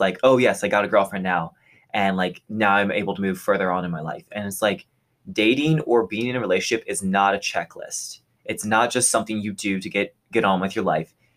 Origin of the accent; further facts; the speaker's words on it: Texas, United States; moved away as an adult; I'm originally from Texas, and so I thought back at the community I had there